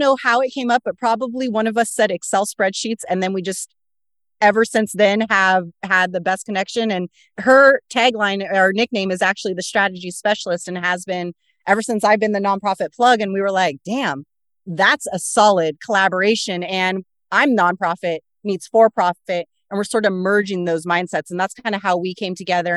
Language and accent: English; Corvallis, Oregon, United States; I grew up in Corvallis, Oregon, of all places